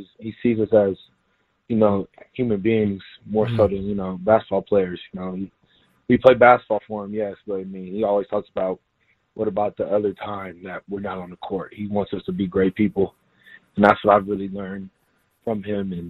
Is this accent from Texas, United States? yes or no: yes; Houston, Texas, United States; moved away as an adult; now in San Diego, United States; I was from Houston